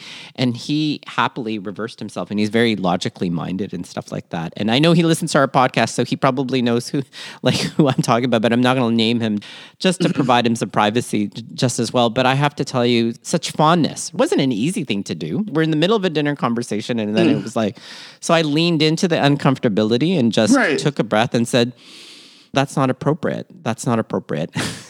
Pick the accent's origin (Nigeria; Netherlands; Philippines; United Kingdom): Philippines; it has to do, too, with being Filipino, in the sense that being in the Philippines, there's a long tradition of pearl diving.